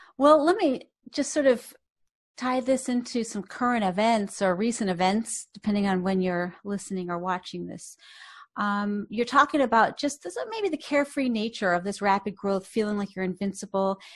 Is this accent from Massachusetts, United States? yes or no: yes; Boston, Massachusetts, United States; I grew up in Boston